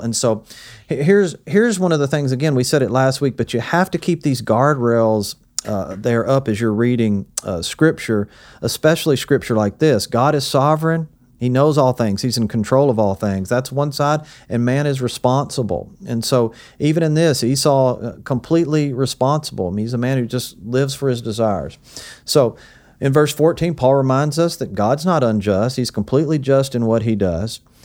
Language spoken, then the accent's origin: English; the South, United States; also born or lived in Hendersonville; to come back to my hometown and serve here